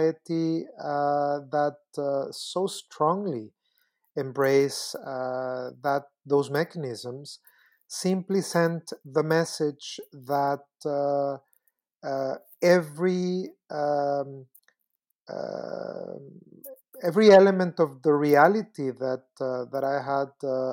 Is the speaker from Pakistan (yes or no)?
no; Costa Rica; I am originally from Costa Rica